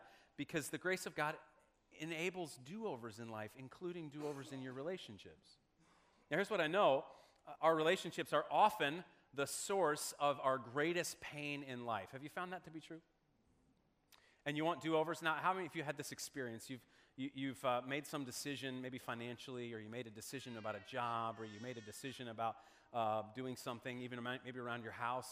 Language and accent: English; Omaha, Nebraska, United States; When I was growing up in Omaha, Nebraska, my family was friends with another family in our church.